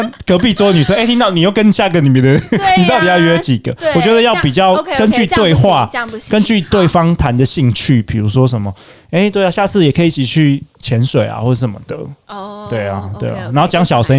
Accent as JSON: {"language": "Chinese", "country": "Taiwan", "said": "对，因为大部分的人其实我们台湾人其实我都就比较"}